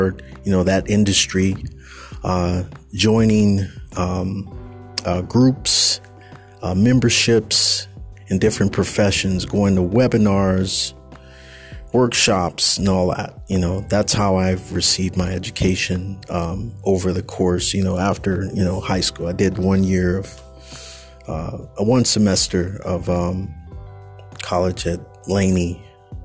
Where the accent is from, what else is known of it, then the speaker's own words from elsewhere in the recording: California, United States; I'm a Californian. I'm a coastal dude.